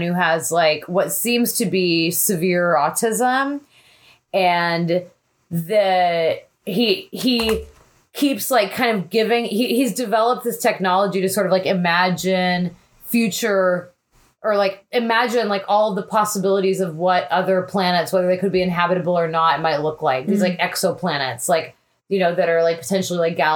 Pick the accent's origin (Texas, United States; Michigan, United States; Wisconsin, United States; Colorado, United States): Texas, United States; I'm from Texas